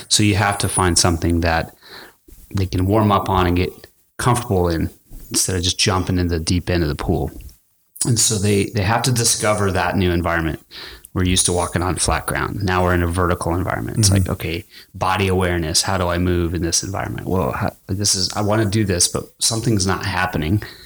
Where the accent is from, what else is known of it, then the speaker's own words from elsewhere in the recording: El Paso, Texas, United States; I grew up in El Paso, Texas